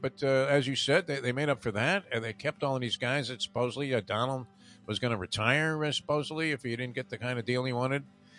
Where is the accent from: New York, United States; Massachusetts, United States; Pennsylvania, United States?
New York, United States; Long Island; I was traveling from Long Island, I used to take the Long Island Railroad.